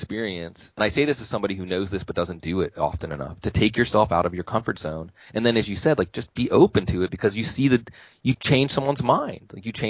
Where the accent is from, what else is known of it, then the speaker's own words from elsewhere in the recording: New Mexico, United States; growing up in New Mexico as a kid and not being in a majority white place